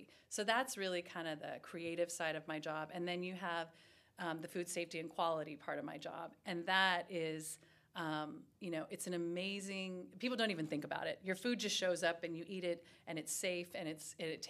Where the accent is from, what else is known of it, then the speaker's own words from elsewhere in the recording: Los Angeles, California, United States; moved away; I am born and raised in Los Angeles, California.